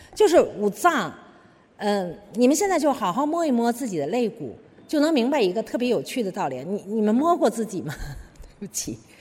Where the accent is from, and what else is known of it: China